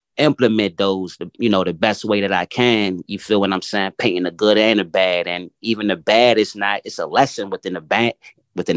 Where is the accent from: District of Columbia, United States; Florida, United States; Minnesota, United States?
District of Columbia, United States; Washington; I'm very much born and raised in Washington, D.C.